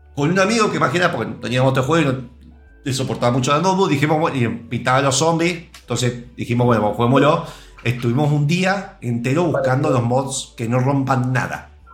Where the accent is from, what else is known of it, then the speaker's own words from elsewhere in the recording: Argentina; Yo siendo argentino